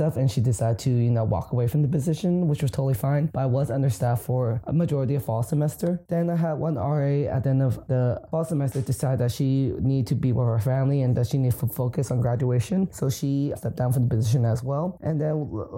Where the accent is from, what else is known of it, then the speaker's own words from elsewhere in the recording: California, United States; moved away as an adult; now in New England, United States; I'm originally from California